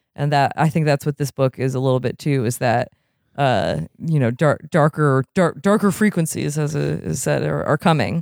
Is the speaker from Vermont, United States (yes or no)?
yes; Vermont, United States; now in California, United States; I am from Vermont